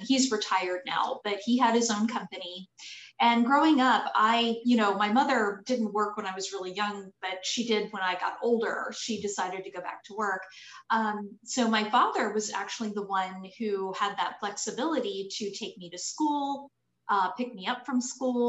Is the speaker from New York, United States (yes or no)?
no; Florida Panhandle, United States; also born or lived in Harford County, Maryland / Jacksonville, Florida; now in Orlando, United States; I was born in Maryland, outside of Baltimore in Harford County. My family moved to Florida when I was only 12, so I do consider myself a native Floridian. And I grew up in the Panhandle area